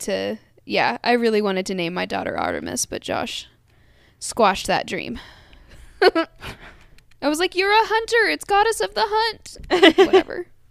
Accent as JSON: {"language": "English", "region": "Kentucky", "country": "United States", "said": "We're two white girls from Kentucky."}